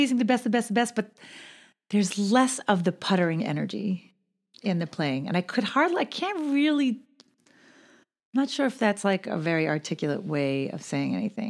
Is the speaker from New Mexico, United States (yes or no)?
no; New York City, New York, United States; I grew up in Borough Park.